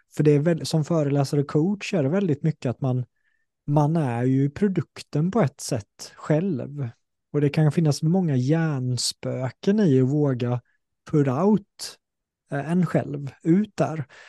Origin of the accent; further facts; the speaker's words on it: Sweden; accent: Småländska; samma sak med småländskan, innan var jag så här, ah, jag försökte låta mer som en stockholmare